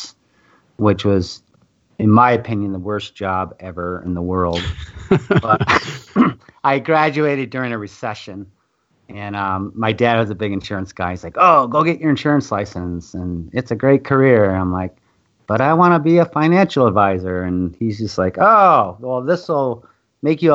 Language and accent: English; Minnesota, United States; moved away as an adult; also born or lived in California; I moved back to my hometown here in Minnesota